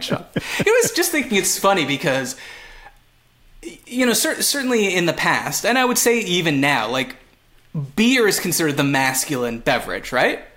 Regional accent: Montreal, Quebec, Canada; first language English; moved away; I'm from Montreal, which is French, but I I'm English

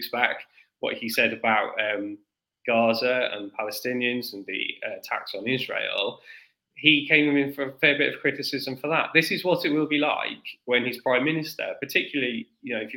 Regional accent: South Wales, United Kingdom; I'm from South Wales

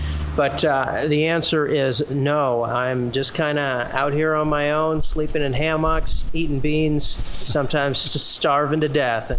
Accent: Iowa, United States; Just one of our towns in my home state of Iowa is the town of Maytag.

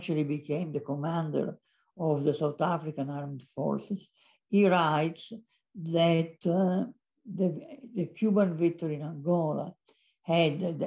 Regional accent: Italy; moved away; I was born in Italy

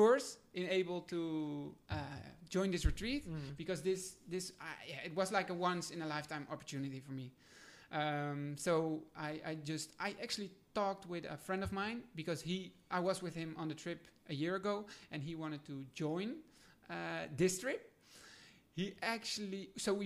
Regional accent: Netherlands; I'm from Holland.

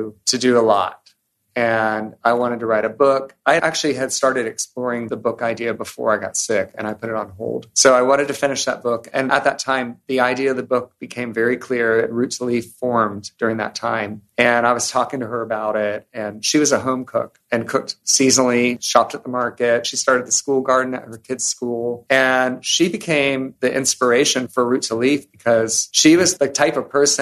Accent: Savannah, Georgia, United States; When we were growing up in Savannah

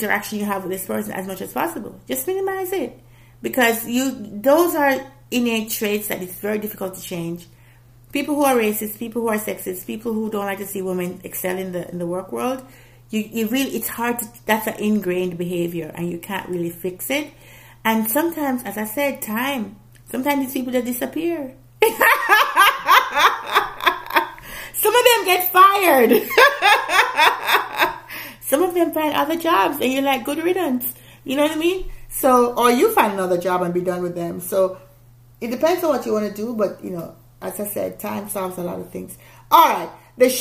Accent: Jamaica; I'm not black American, I'm a Jamaican

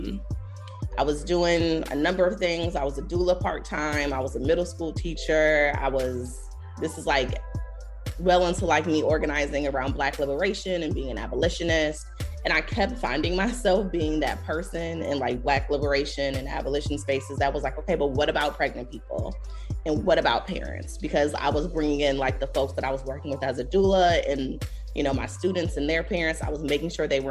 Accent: Buffalo, New York, United States; moved away; also born or lived in Greensboro, North Carolina; I'm originally from Buffalo, New York, the Rust Belt

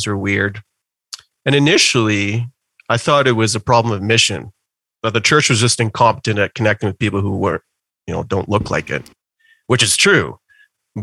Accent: Calgary, Alberta, Canada; I actually started going to church as a kid deep in the suburbs of Calgary. So I've lived in Calgary almost my whole life.

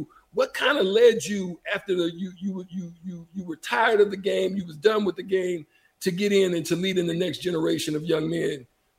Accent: Auburn, Alabama, United States; I'm a War Eagle. I was born in Auburn

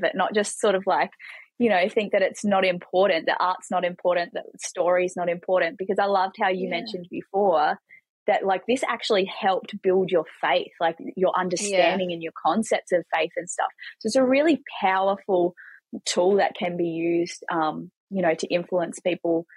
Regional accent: New Zealand; moved away; I grew up in New Zealand

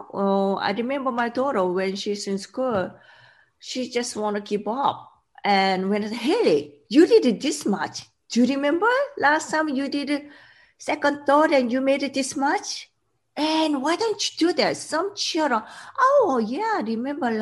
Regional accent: South Korea; English is a second language; moved away as an adult; also born or lived in Sweden / Boston, Massachusetts; When I was young, I grew up in South Korea

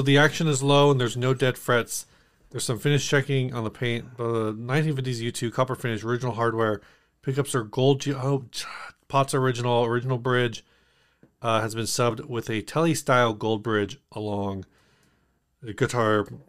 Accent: United States; as an American

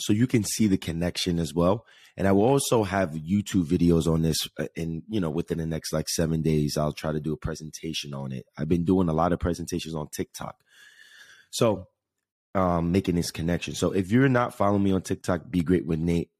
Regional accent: Jersey City, New Jersey, United States; moved away; New York City, New Jersey area, specifically Jersey City, my hometown

